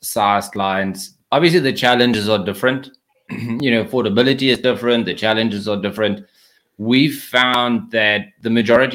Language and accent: English; South Africa; accent: South African; moved away as an adult; now in United States; So I moved to the United States from South Africa. That's where the accent is from